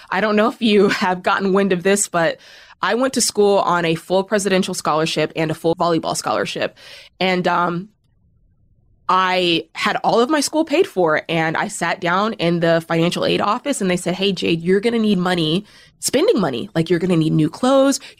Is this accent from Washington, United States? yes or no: yes; Cheney, Washington, United States; also born or lived in Spokane; So I was born in Spokane, Washington, um, and lived in a small town outside of Spokane called Cheney. So if anybody's ever heard of that, shout out to Cheney, Washington